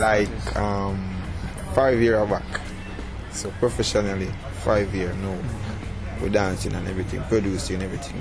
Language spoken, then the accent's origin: English; Portmore, Saint Catherine, Jamaica; we are from Portmore